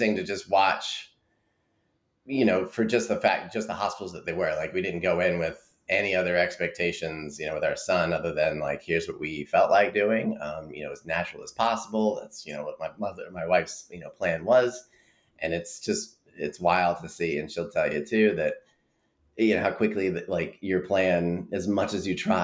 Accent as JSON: {"language": "English", "town": "East Rutherford", "region": "New Jersey", "country": "United States", "tie": "born or raised there", "moved": "yes", "lives_now": "North Carolina, United States", "said": "I was born in East Rutherford, which is home to Giant Stadium"}